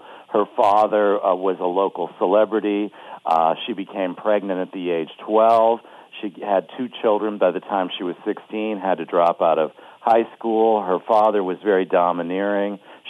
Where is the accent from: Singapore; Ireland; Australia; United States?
United States; Bloomfield Hills, Michigan; also born or lived in Pontiac, Michigan; I'm from the suburbs of Detroit. I was born in Pontiac and grew up in Bloomfield Hills.